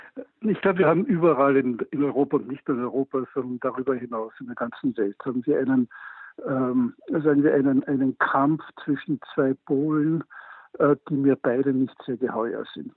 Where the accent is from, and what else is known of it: Austria